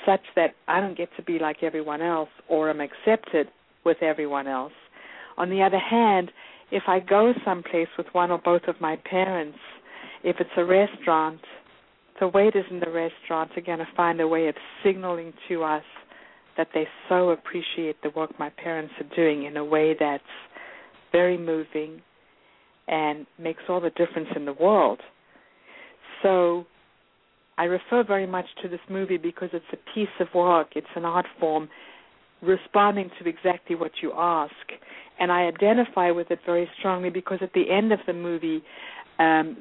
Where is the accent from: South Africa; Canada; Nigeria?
South Africa; now in United States; as a white South African growing up